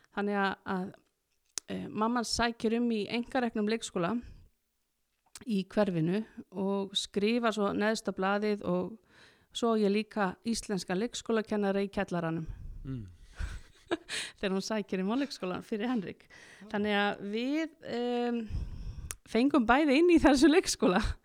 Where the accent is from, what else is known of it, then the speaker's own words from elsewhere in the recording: Akureyri, Northeastern Region, Iceland; ég er akureyningur og er alin upp í skarst í 40D